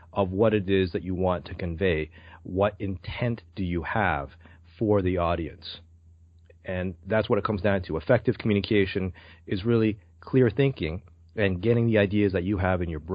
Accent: Toronto, Ontario, Canada; also born or lived in Brampton; I'm from Toronto, Canada

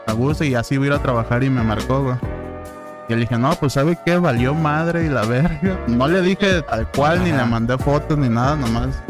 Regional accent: Guadalajara, Jalisco, Mexico; Somos de Guadalajara.

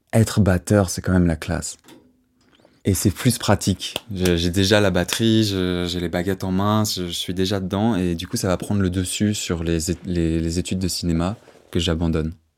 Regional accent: Auderghem, Brussels-Capital Region, Belgium; Je suis bruxellois, j'ai 25 ans depuis un mois. Je suis né là, au bout de la rue Neuve, et puis j'ai grandi à Odergem

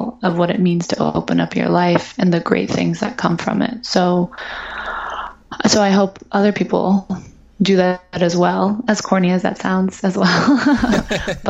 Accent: Ohio, United States; I'm from Ohio. My dad's from Singapore

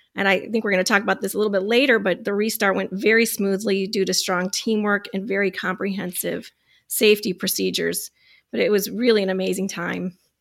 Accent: Michigan, United States; I'm from Michigan

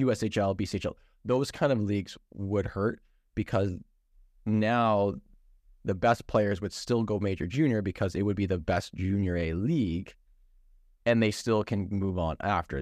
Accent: Ontario, Canada; Ben and I grew up in Ontario.

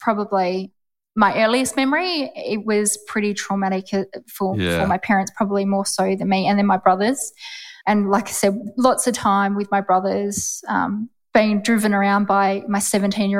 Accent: Perth, Western Australia, Australia; Perth has always been home. WA born and bred and bloody proud of it.

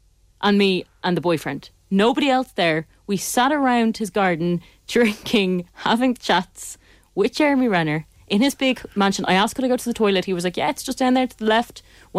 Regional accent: Ireland; we were saying we're Irish

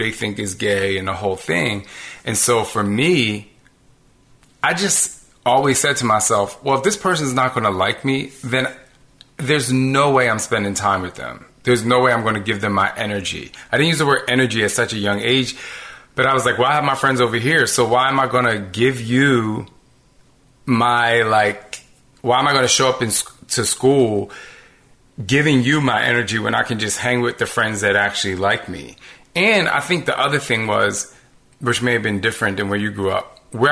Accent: New Jersey, United States; I grew up in Jersey

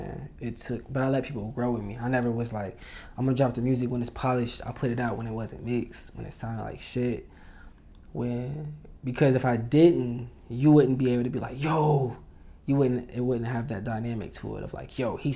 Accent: Indiana, United States; moved away as an adult; now in Los Angeles, United States; I went to Indiana

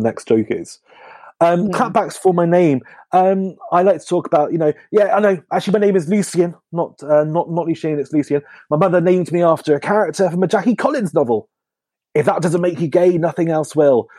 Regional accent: Northamptonshire, East Midlands, United Kingdom; now in London, United Kingdom; I'm from Northamptonshire, which is famous in Northamptonshire, but should be for England for having the best shoes.

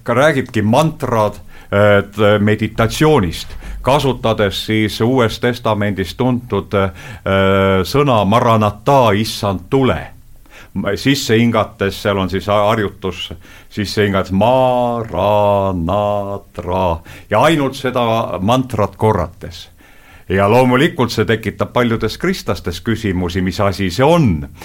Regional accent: Estonia; ma olen Eestist

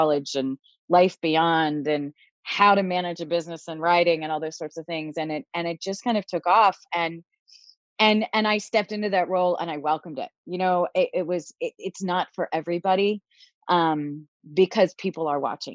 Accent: Philadelphia, Pennsylvania, United States; moved away as an adult; also born or lived in Boston; I moved home to Philadelphia from Boston

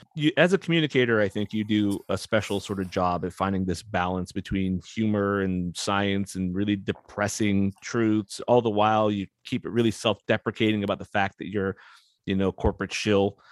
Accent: West Coast, United States; I grew up on the West Coast.

